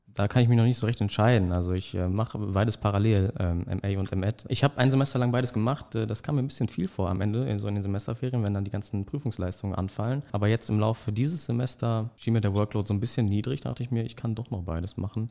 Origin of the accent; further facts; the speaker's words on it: Dortmund, North Rhine-Westphalia, Germany; ich komme aus Dortmund